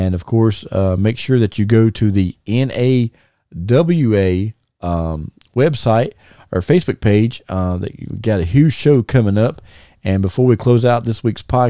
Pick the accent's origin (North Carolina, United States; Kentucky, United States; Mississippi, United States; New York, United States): North Carolina, United States; I'm from North Carolina, and we have all the seasons here